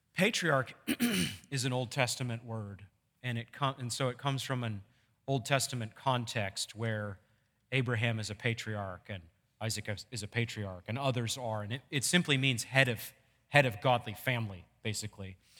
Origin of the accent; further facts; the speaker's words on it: Maine, United States; when I was growing up in Maine